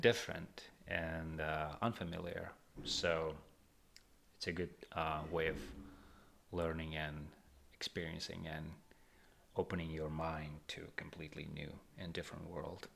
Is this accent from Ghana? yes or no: no; Tashkent, Uzbekistan; moved away as an adult; now in New York, United States; I grew up and raised in Tashkent, in the sunny Tashkent.